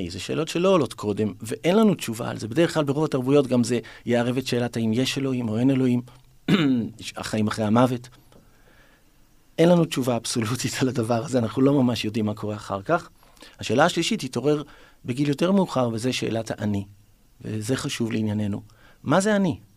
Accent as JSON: {"language": "Hebrew", "town": "Ramat Gan", "region": "Tel Aviv District", "country": "Israel", "tie": "born or raised there", "lives_now": "Tel Aviv, Israel", "said": "גדלתי ברמת גן, ועברתי לגור בתל אביב, ולמדתי בעירוני ה'"}